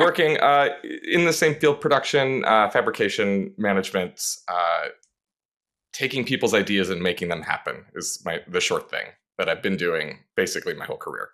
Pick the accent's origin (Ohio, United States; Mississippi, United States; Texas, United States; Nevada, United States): Nevada, United States; Las Vegas; also born or lived in Burbank, California; now in Los Angeles, United States; I grew up, Vegas is my hometown. Uh, I lived there the most, but I also lived in Burbank for about six years as a kid